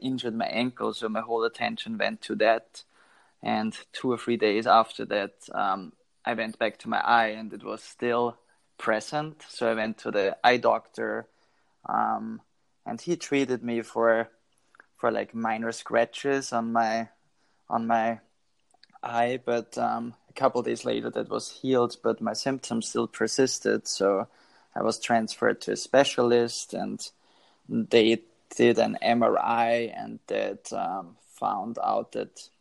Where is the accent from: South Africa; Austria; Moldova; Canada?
Austria; moved away as an adult; now in Boston, United States; my hometown, which is about 60 miles outside west from Vienna